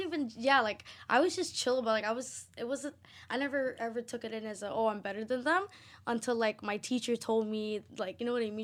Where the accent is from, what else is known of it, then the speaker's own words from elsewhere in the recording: Toronto, Ontario, Canada; I'm from Malvern, oh, I'm from Scarborough